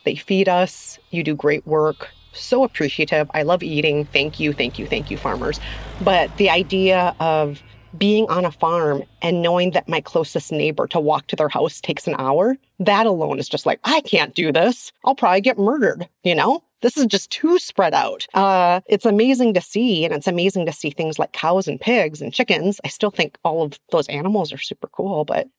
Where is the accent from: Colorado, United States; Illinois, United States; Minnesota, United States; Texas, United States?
Minnesota, United States; Minneapolis; Growing up in Minneapolis, I saw malls and I saw city buses and skyscrapers, but I didn't ever see farms.